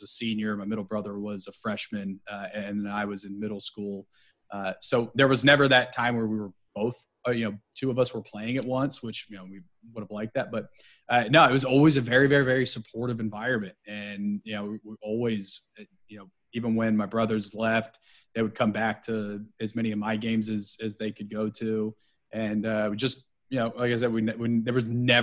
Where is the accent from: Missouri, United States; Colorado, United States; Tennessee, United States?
Tennessee, United States; Nashville; also born or lived in Philadelphia; I was born in Philadelphia, raised in Nashville, Tennessee. I moved there when I was 13 months old.